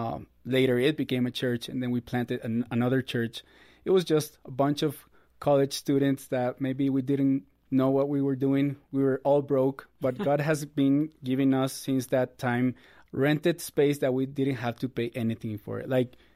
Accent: Costa Rica; moved away as an adult; now in United States; Born and raised in Costa Rica.

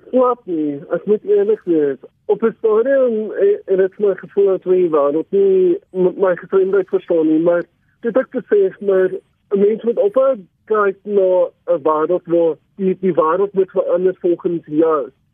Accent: Overton, Gauteng, South Africa; Ek het gebore in Overton, uh, ek bly nog steeds hier al vir 27 jaar

